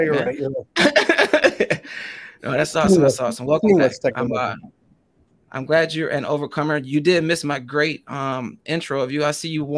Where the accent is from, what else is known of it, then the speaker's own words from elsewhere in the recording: Michigan, United States; I'm from Michigan